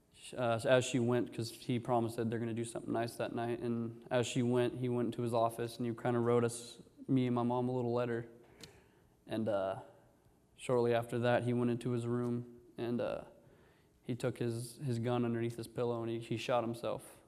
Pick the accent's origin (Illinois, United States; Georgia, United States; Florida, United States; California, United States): California, United States; Orange; I was born here in Orange